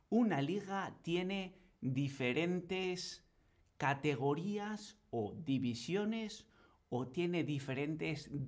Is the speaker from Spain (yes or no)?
yes; Bilbao, Basque Country, Spain; now in Berlin, Germany; yo vivo en Berlín, pero soy originario de Bilbao, en el norte de España, en el País Vasco.